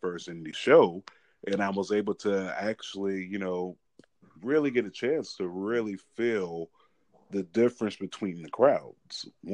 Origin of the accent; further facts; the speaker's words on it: South Florida, United States; moved away as an adult; now in Ohio, United States; I'm originally from South Florida, you know, around the Palm Beach County area